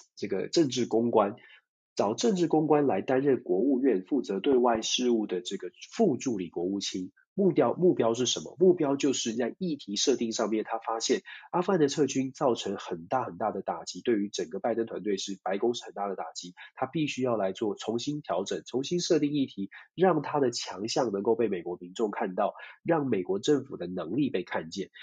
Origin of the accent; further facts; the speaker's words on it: Taiwan; 作为台湾人